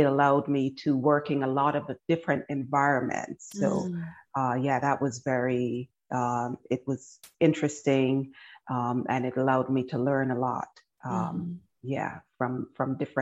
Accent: Barbados; moved away as an adult; also born or lived in Guyana / Washington, District of Columbia, United States / New York; now in United States; I was born in Guyana and I grew up in Barbados

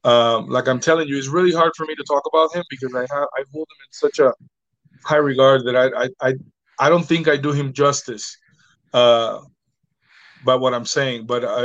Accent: Puerto Rico; Dynamo Pro was when I came from Puerto Rico and I started wrestling back.

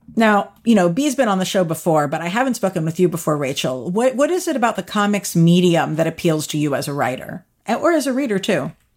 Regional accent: United States; now in New York City, United States; I'm from right outside D C, and I sort of grew up going to the city all the time

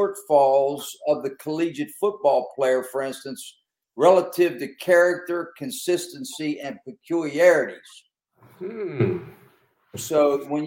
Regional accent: Western Pennsylvania, United States; I'm from Western Pennsylvania

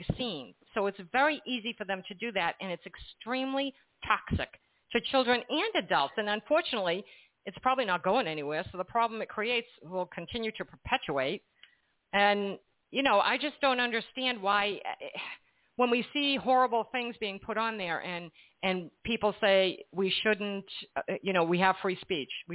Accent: Massachusetts, United States; now in New Jersey, United States; I'm from Massachusetts, and I live in New Jersey now

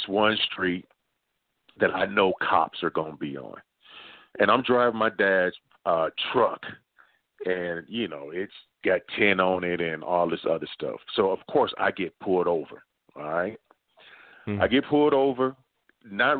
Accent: Dayton, Ohio, United States; moved away; I'm originally from Dayton, Ohio

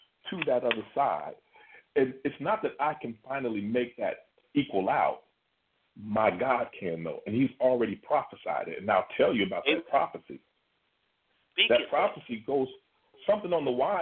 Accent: Kentucky, United States; I'm from Kentucky

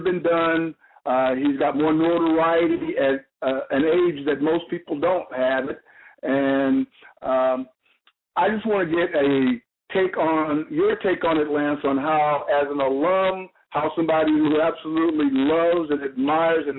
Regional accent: Temple, Texas, United States; moved away; my hometown of Temple, Texas.

